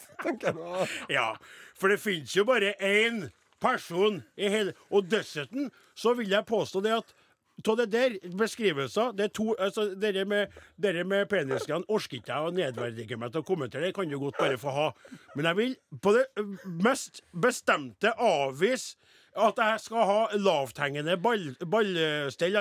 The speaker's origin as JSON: {"language": "Norwegian", "area": "Namdalen", "region": "Trøndelag", "country": "Norway", "said": "Jeg er jo fra Namdalens land sjøl."}